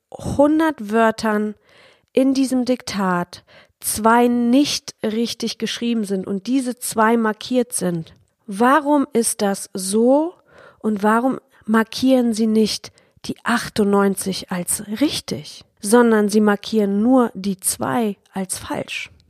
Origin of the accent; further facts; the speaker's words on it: Poland; besonders in Deutschland, auch in Polen, wo ich groß geworden bin